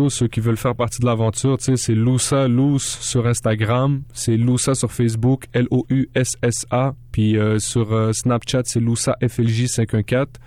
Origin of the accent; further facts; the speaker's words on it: Morocco; Euh, ouais, je viens du Maroc.